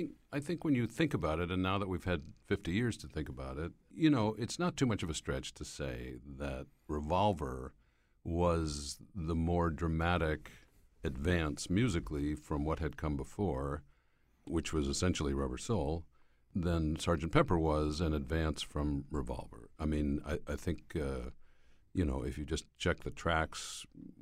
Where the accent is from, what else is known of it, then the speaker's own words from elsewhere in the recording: Schenectady, New York, United States; I happened to be driving home from college that day to my hometown of Schenectady, New York.